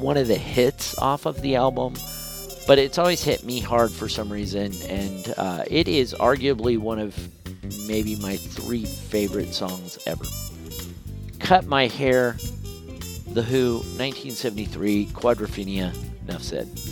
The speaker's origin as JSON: {"language": "English", "country": "United States", "said": "I'm an American"}